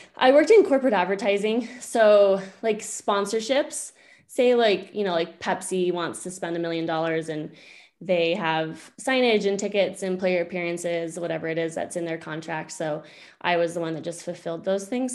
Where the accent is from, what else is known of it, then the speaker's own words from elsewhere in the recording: Bear Lake, Idaho, United States; moved away as an adult; also born or lived in Alaska; now in Loveland, United States; I'm originally from Bear Lake, Idaho